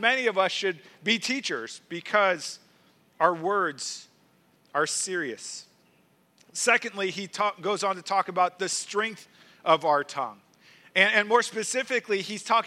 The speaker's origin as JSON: {"language": "English", "town": "St. Louis", "region": "Missouri", "country": "United States", "tie": "born or raised there", "said": "I grew up in St. Louis, Missouri, in the suburbs of St. Louis"}